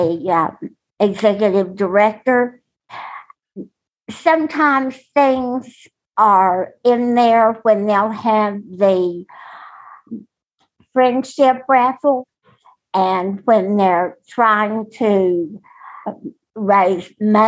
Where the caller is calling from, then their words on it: Texas, United States; from Texas